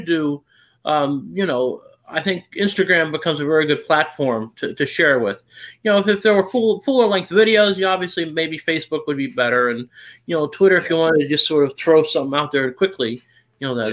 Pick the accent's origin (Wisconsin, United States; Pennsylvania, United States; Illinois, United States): Pennsylvania, United States; near Pittsburgh; I grew up near Pittsburgh